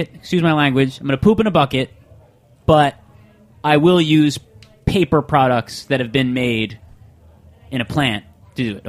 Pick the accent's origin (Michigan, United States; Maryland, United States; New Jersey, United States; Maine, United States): New Jersey, United States; moved away as an adult; I'm from New Jersey, and we would get. I mean, I moved here about 11 years ago, but we would get snow